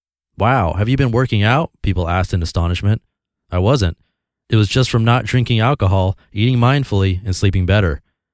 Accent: Australia; It was part of being Australian, or so I thought.

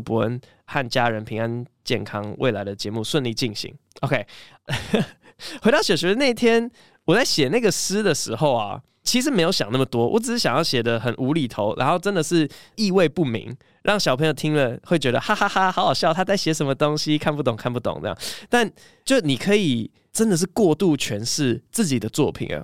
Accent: Taiwan; first language English; Chinese is a second language; also born or lived in United States; 小时候在美国长大，因为真的英文算是我第一语言，然后回台湾之后中文算第二语言

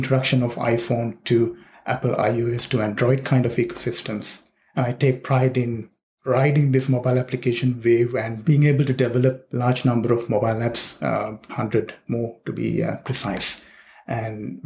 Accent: Sri Lanka; now in Sydney, Australia; I was born and raised in Sri Lanka

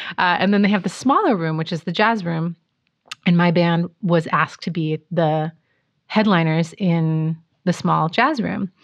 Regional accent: Pacific Northwest, United States; now in Los Angeles, United States; I grew up in the Pacific Northwest

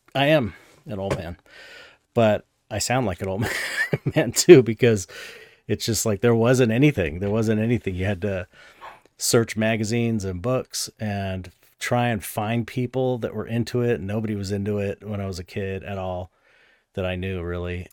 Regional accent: San Pedro, California, United States; I grew up in San Pedro, and that's, like, you know, forty minutes outside of Hollywood

